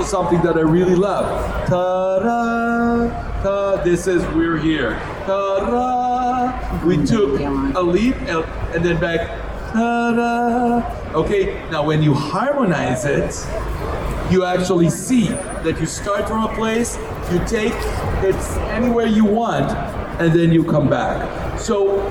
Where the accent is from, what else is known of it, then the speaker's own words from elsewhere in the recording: Israel; moved away as an adult; now in United States; I was born in Israel. And all my first my first 23 years, I was in Israel.